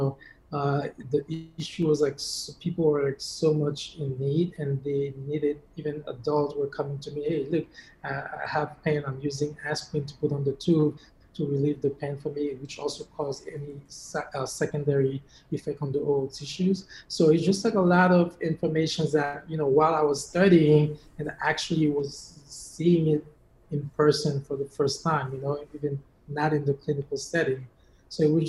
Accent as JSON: {"language": "English", "country": "Haiti", "tie": "born or raised there", "moved": "yes", "lives_now": "United States", "said": "growing up in Haiti, I've never been to the dentist until I came to the US"}